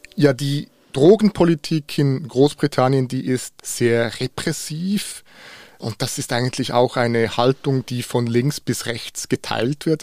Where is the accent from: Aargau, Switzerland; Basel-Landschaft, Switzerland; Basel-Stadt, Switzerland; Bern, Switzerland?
Bern, Switzerland; in Bern, wo ich aufgewachsen bin